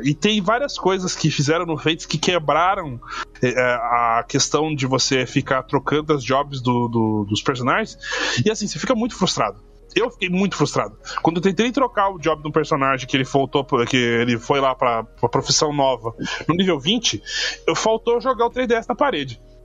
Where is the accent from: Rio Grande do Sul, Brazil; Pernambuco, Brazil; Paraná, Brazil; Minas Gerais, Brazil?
Paraná, Brazil; Curitiba; eu sou de Curitiba